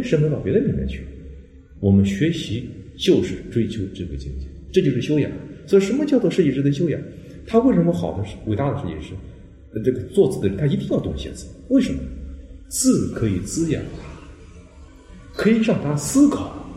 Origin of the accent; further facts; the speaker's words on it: China; 我们中国人叫自学